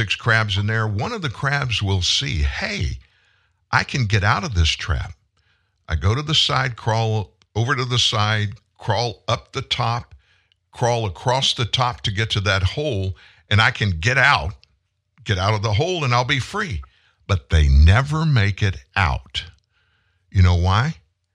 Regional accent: South Louisiana, United States; I'm from South Louisiana, grew up fishing, hunting, spent a lot of time, great amount of my time out in the water, in the swamps and stuff in South Louisiana

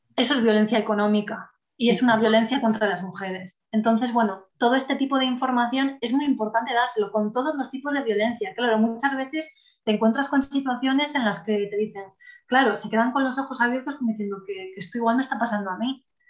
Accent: El Bierzo, Castile and León, Spain; yo trabajo en la delegación del Bierzo, que bueno, no sé si alguien lo conoce, pero ya lo dejo caer por aquí, reivindico un poco mi tierra

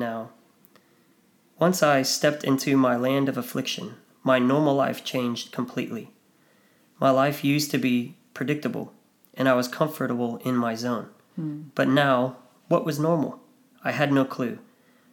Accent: United States; moved away as an adult; now in Australia; someone like me as an American

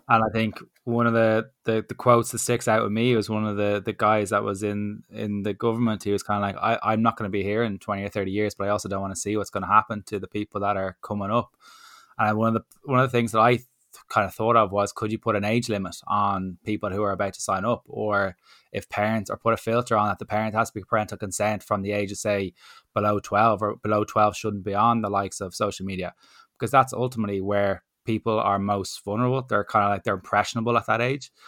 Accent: Ireland; as an Irish person

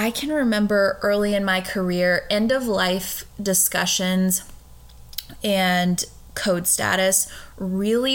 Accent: just outside of Richmond, Virginia, United States; I grew up in Virginia, and I think when a lot of people hear Virginia, like they immediately think of Northern Virginia, and I grew up just outside of Richmond

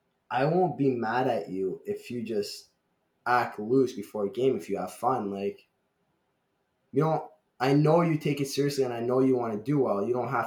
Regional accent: Ottawa, Ontario, Canada; moved away; one of my games in my hometown in Ottawa

